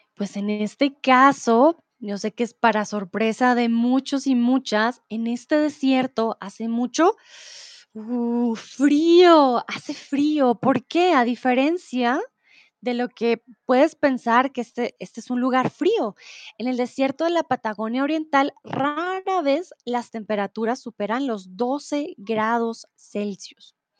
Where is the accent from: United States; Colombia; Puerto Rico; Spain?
Colombia; Bogotá; soy de Colombia, de Bogotá